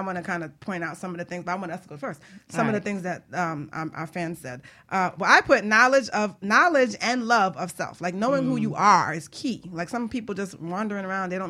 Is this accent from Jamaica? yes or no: yes; Jamaica; I'm Jamaican